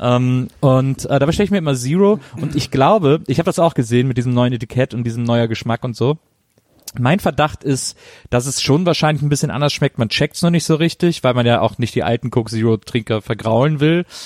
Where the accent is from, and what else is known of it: Rhineland, Germany; born or raised there